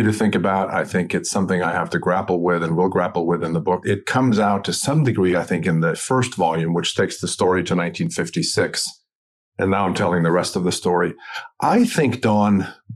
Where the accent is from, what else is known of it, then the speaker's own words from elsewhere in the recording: Sweden; moved away; I'm originally from Sweden